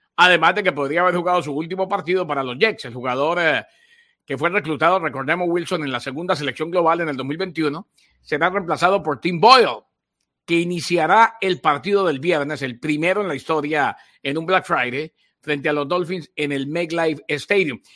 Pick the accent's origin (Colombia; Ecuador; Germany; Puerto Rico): Colombia; Bucaramanga, Santander; mi pueblo, en mi ciudad, Bucaramanga